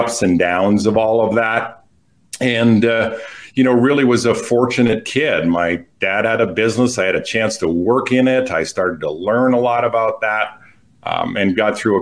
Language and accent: English; Quebec, Canada; first language English; I grew up in the Belle Province de Quebec